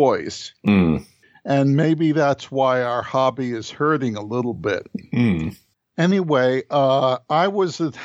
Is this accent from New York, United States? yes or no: yes; New York City, New York, United States; a kid growing up in New York City, which is what I was back then